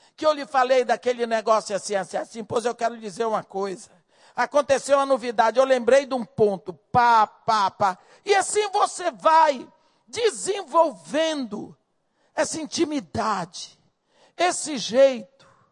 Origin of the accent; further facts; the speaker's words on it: Bahia, Brazil; moved away; also born or lived in Rio de Janeiro; eu cresci na Bahia